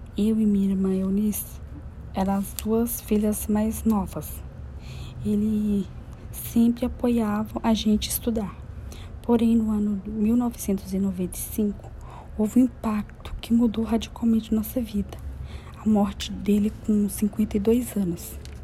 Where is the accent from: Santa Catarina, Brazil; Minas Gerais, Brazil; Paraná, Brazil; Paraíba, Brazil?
Minas Gerais, Brazil; interior of; moved away as an adult; now in São Paulo, Brazil; Moro em São Paulo há 14 anos. Nasci no interior de Minas Gerais